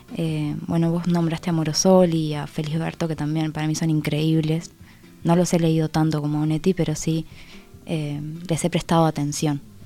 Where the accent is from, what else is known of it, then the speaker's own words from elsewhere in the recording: Minas, Lavalleja, Uruguay; also born or lived in Aiguá, Maldonado; now in Montevideo, Uruguay; nací en Minas, pero viví mucho tiempo en Aigua. Entonces, soy como de los dos lados